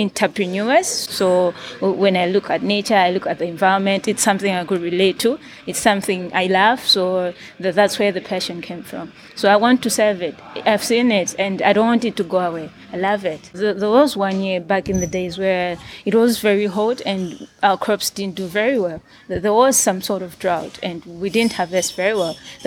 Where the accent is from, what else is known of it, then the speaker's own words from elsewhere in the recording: Rumphi, Northern Region, Malawi; I am from Rumpi, for example, it's a rural area